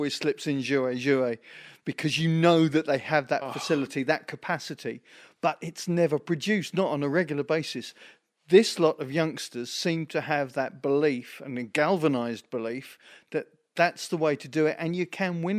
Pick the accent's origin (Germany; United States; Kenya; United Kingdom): United Kingdom; England; Certainly as an Englishman.